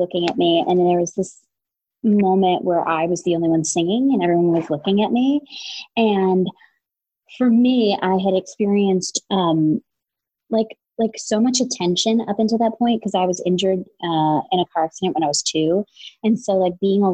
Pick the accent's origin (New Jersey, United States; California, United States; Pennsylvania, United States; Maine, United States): New Jersey, United States; Ridgewood; moved away; also born or lived in Los Angeles; I grew up in Ridgewood, New Jersey